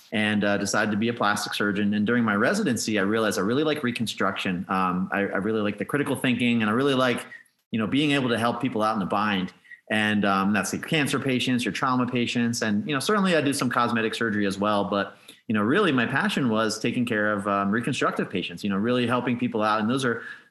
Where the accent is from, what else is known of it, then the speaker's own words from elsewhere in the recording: Pennsylvania, United States; moved away as an adult; also born or lived in Nevada; now in Las Vegas, United States; I'm from Pennsylvania originally